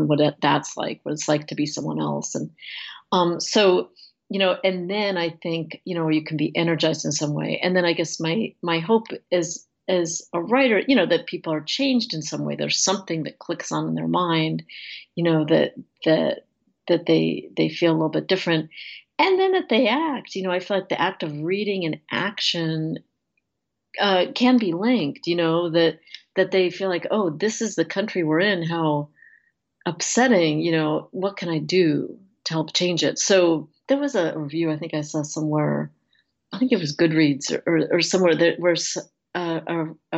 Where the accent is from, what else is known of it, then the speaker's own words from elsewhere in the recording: United States; as an American